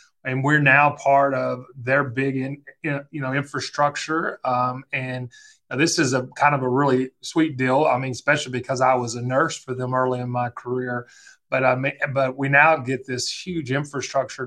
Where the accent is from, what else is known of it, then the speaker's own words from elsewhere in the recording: Middle Tennessee, United States; also born or lived in Knoxville, Tennessee / North Carolina; I'm from Middle Tennessee. Was born in Knoxville